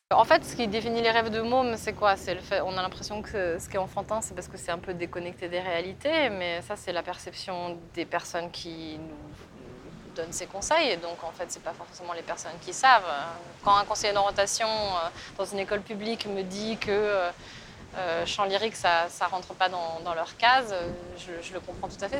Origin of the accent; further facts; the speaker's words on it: France; moved away as an adult; also born or lived in England / Germany / Italy; now in London, United Kingdom; Je suis française